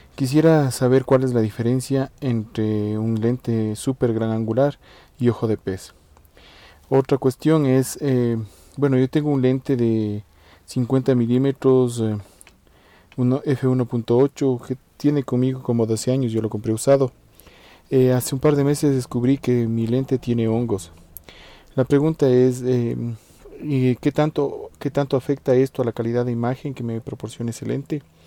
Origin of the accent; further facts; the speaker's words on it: Ecuador; yo soy de la Ecuador